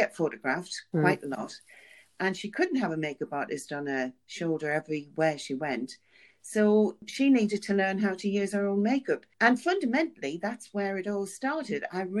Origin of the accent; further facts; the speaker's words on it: Sunderland, North East England, United Kingdom; But I am from the North, as you can hear.